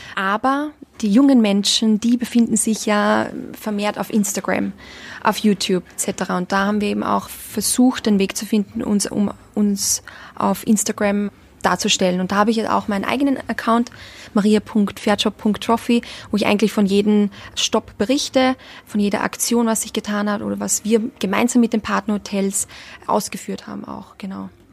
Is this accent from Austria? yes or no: yes; Austria; accent: Austrian dialect; moved away as an adult; also born or lived in Donaueschingen, Germany / Tenerife; Ich komme aus Österreich